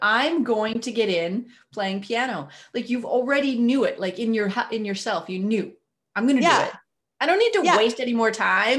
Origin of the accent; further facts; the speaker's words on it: Acadia, Canada; I'm French. So I'm Acadian French, which is really, really a bad excuse for a language.